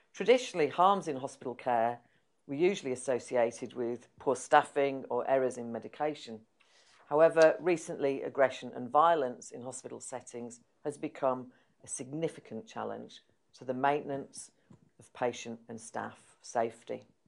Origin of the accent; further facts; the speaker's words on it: Yorkshire and the Humber, United Kingdom; moved away as an adult; also born or lived in London; I was from Yorkshire